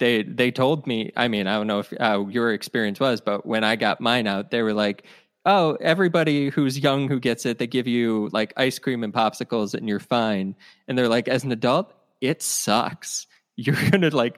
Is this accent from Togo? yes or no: no; Ohio, United States; I grew up in Ohio and my mother's Irish